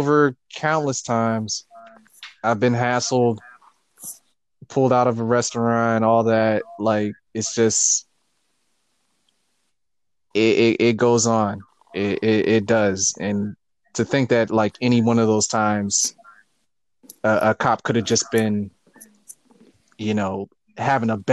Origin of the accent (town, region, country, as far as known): United States; born or raised there